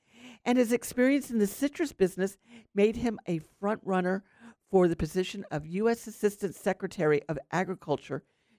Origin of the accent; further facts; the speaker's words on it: Lake County, Florida, United States; Growing up in Lake County